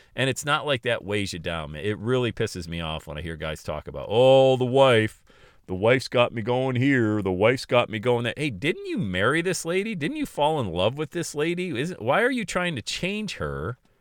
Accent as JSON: {"language": "English", "town": "Bradford", "region": "Pennsylvania", "country": "United States", "tie": "born or raised there", "said": "working at a country club in my hometown of Bradford, P"}